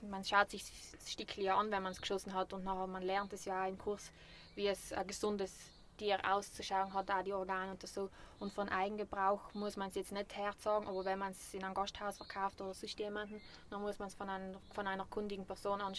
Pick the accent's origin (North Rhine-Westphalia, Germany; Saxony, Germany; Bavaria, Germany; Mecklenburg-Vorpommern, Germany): Bavaria, Germany; weil ich bin ja Bayerin